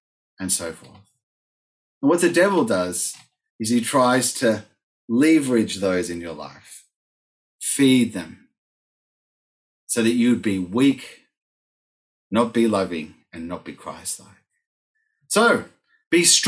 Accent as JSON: {"language": "English", "country": "Argentina", "tie": "born or raised there", "moved": "yes", "said": "I grew up in Argentina, as you all know, and then went back to work there as an adult"}